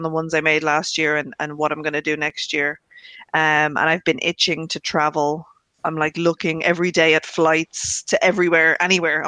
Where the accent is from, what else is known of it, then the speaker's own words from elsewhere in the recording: Ireland; being Irish and having spent every Christmas in Ireland, bar one, since I've been born